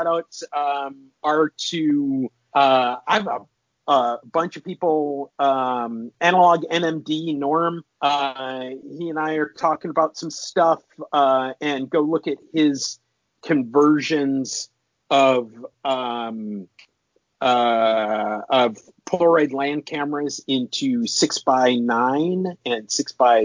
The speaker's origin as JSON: {"language": "English", "region": "Minnesota", "country": "United States", "said": "I'm from Minnesota."}